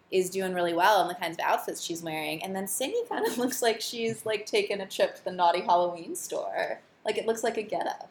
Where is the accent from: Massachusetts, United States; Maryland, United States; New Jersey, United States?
New Jersey, United States; Morristown; I grew up in northern New Jersey